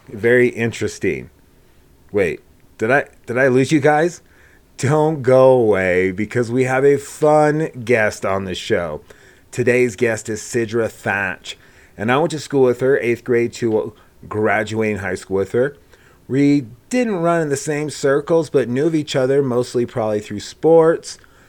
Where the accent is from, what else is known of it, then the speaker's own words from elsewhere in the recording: Gresham, Oregon, United States; born there; I wasn't born in Laramie. I was born in Gresham, Oregon.